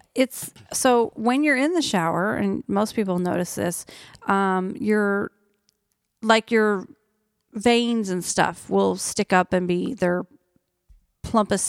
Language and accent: English; Oklahoma, United States; moved away; I'm from Oklahoma